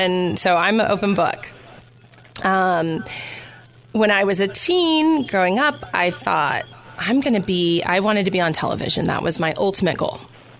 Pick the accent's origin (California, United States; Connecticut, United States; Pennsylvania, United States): California, United States; Temecula; also born or lived in Rhode Island / Orange County, California; I was born in Rhode Island. We moved to Orange County, and then second grade, Christmas vacation of second grade, we moved to Temecula, California. And that's where I was raised. That's really all I remember growing up. And it was a really small town there